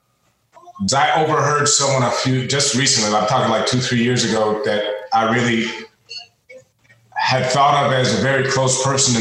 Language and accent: English; Washington, District of Columbia, United States; moved away as an adult; also born or lived in Australia; now in Florida, United States; I'm from Washington, D.C., where it was more white and black when I grew up